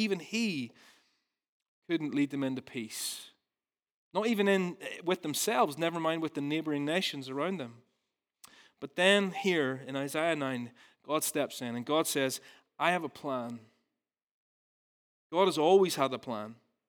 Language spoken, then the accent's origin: English; Ballymena, Northern Ireland, United Kingdom; So I'm from Ballymena originally, and I used to work on a farm